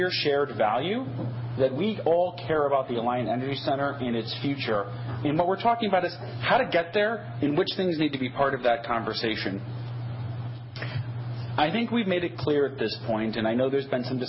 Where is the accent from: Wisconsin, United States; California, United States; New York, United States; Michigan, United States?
Wisconsin, United States; Wauwatosa; now in Dane County, United States; I grew up in Wauwatosa, just outside Milwaukee